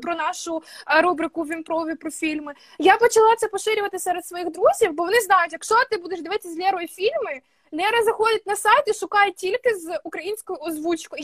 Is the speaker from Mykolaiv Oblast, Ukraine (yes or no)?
yes; Mykolaiv Oblast, Ukraine; accent: surzhyk; я з Миколаївської області